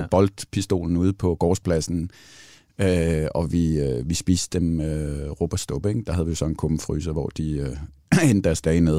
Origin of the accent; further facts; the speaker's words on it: Central Denmark Region, Denmark; Mine forældre kommer fra, fra Hørsholm, eller fra Sjælland af, og derfor er min accent heller ikke specielt jysk, hvis nogen undrer sig over det. Så hvad hedder det? Og så flyttede vi... Øh, øh, til Djursland i et eller andet faldfærdigt hus